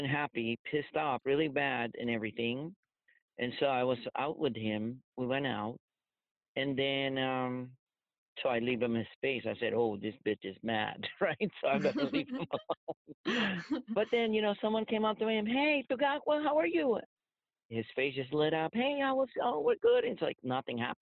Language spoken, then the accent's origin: English; Philippines; moved away as an adult; also born or lived in San Francisco; now in United States; I was growing up in the Philippines